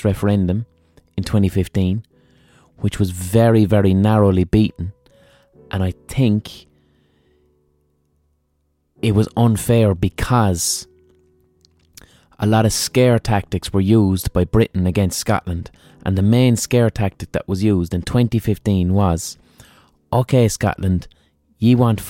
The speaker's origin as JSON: {"language": "English", "country": "Ireland", "said": "I'm fucking Irish"}